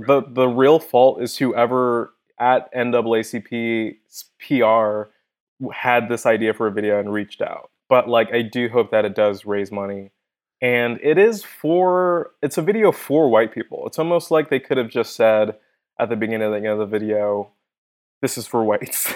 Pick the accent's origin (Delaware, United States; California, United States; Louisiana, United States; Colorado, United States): California, United States; Inglewood; I grew up in Inglewood, uh, I grew up in the hood.